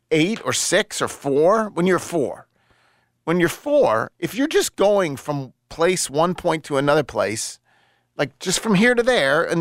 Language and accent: English; the South, United States; I'm from the South